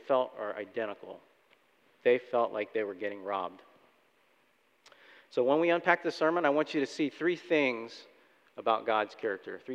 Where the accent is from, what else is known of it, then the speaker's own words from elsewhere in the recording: Florida, United States; moved away as an adult; also born or lived in Chicago suburbs, Illinois; Debbie and I were born and raised in Florida